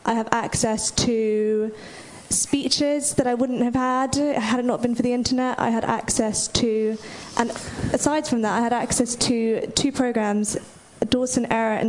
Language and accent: English; London, United Kingdom; I'm from London.